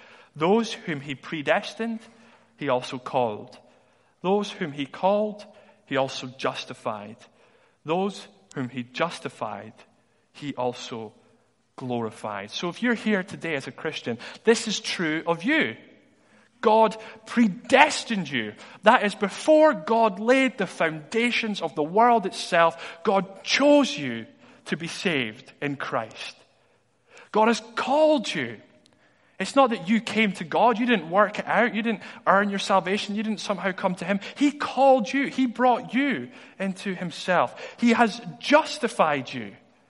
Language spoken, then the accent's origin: English; Dundee, Scotland, United Kingdom; But I was in school in Dundee. I'm from Dundee originally.